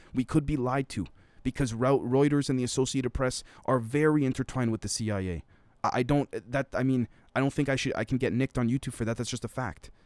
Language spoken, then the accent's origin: English; Canada; a Canadian